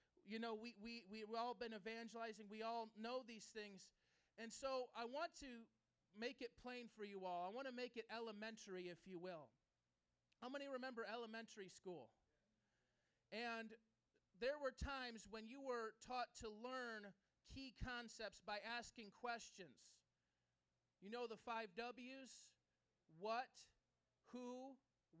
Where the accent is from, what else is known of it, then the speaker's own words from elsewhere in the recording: Chicago, Illinois, United States; I grew up in this neighborhood, right down Long, about three blocks. I grew up on Oakdale Avenue, three blocks away